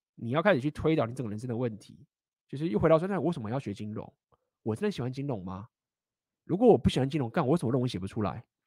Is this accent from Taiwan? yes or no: yes; Taiwan; moved away; also born or lived in Shanghai, China; 我本来就台湾人啊，本来就讲中文啊